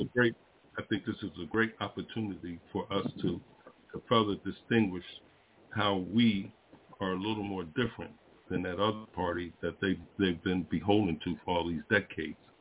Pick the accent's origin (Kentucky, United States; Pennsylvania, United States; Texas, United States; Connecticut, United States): Pennsylvania, United States; Philadelphia; moved away; I'm from Philadelphia, and every time I go there, you know, I grew up there, I was born there